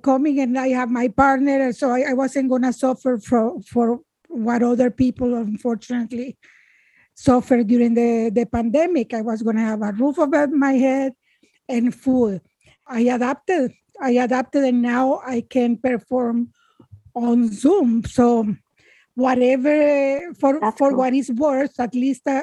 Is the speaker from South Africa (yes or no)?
no; Managua, Nicaragua; moved away as an adult; I am from Nicaragua. When I was 8 years old